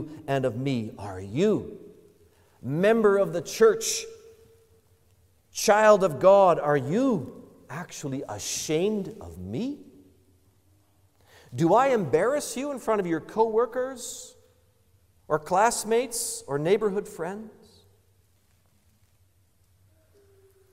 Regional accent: Canada; How very, very Canadian of us.

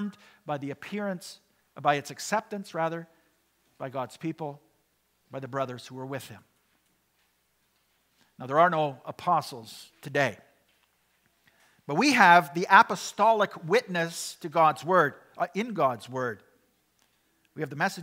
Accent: Canada; we, as Canadian Christians living in the 21st century

